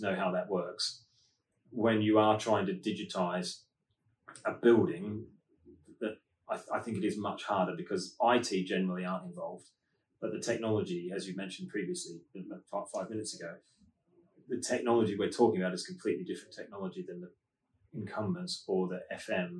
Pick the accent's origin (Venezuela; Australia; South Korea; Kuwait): Australia; being Australian